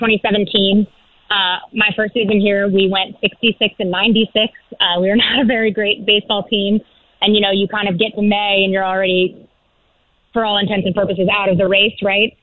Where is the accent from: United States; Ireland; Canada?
United States; Tampa, Florida; moved away as an adult; also born or lived in Cleveland; now in Philadelphia, United States; I grew up in Tampa